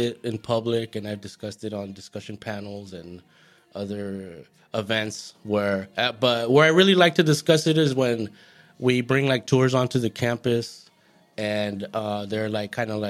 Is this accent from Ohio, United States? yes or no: no; Goleta, California, United States; Well, I'm from Santa Barbara County.